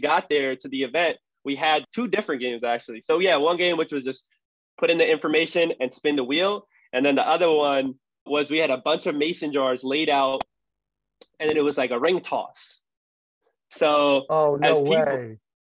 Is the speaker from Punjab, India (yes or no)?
yes; Punjab, India; I'm from Punjab, which is Northern Indian